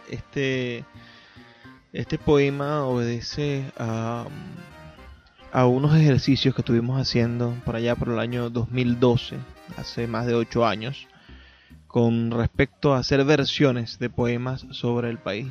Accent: Venezuela

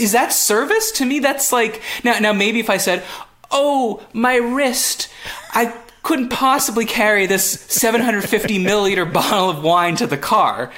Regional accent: Montreal, Quebec, Canada; first language English; moved away; I'm from Montreal, which is French, but I I'm English

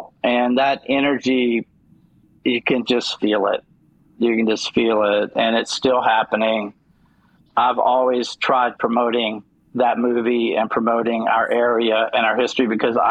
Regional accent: the South, United States; And certainly I'm a Southerner, so that was going to come across. It came across even with my old business. People knew it just when I started talking.

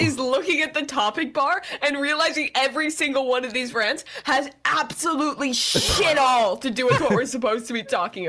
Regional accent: Wisconsin, United States; now in Philadelphia, United States; I grew up in Wisconsin. I live in Philadelphia.

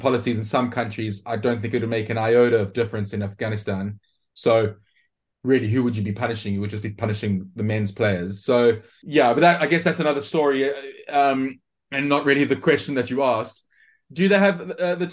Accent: South Africa; as a South African

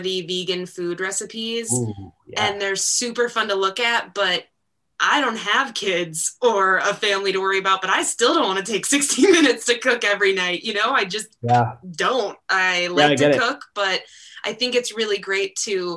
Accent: Northern Minnesota, United States; I'm from Northern Minnesota

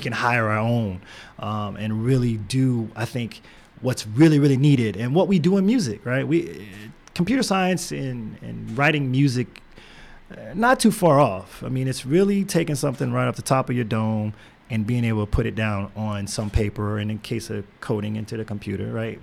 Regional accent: Houston, Texas, United States; born or raised there

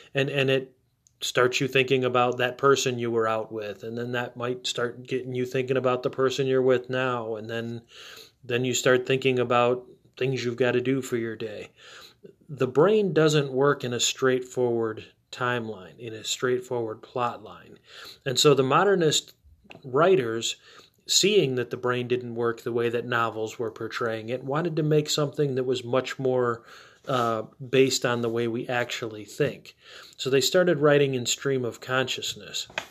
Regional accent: United States; as an American, as someone who has more firsthand knowledge of American culture

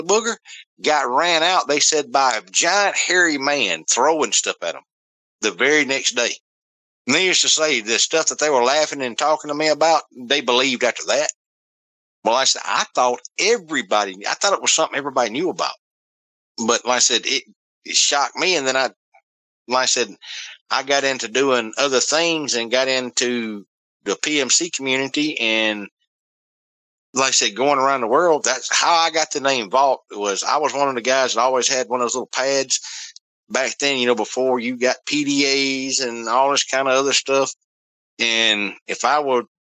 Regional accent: the South, United States; we grew up down here in the South

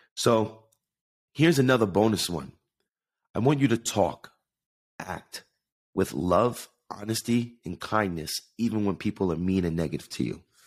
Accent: Jersey City, New Jersey, United States; I was born in Jersey City, New Jersey with the view of New York City

